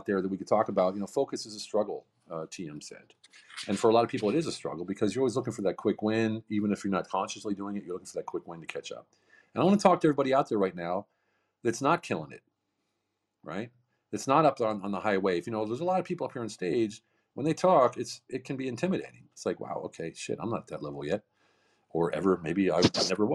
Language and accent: English; Pennsylvania, United States; now in Hungary; I'm from Pennsylvania. I live in Hungary, but I'm from Pennsylvania.